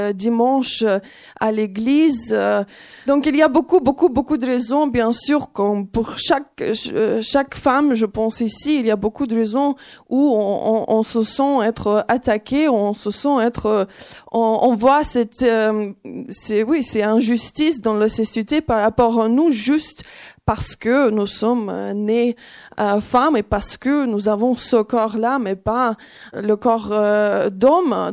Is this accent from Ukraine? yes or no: yes; Ukraine; French is a second language; moved away as an adult; now in France; je suis née en Ukraine, dans un pays des traditions patriarcales